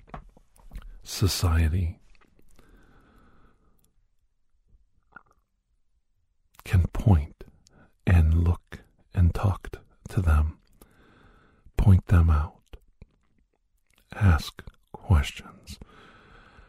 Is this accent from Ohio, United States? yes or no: yes; Youngstown, Ohio, United States; where I grew up in Youngstown area